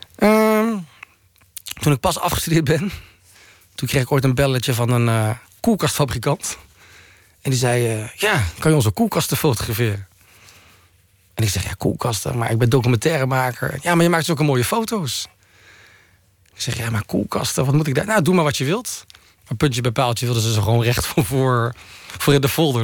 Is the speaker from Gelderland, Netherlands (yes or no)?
no; Walcheren, Zeeland, Netherlands; moved away; also born or lived in North Brabant; ik kom van Walcheren, wat vrij hervormd en protestant is